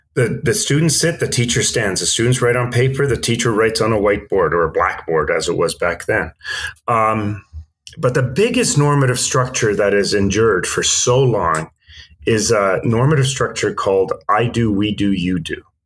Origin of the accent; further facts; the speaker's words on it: Vancouver, British Columbia, Canada; also born or lived in Stockholm, Sweden; I grew up in Vancouver uh, from the age of eight, but prior to that, I grew up in Stockholm in Sweden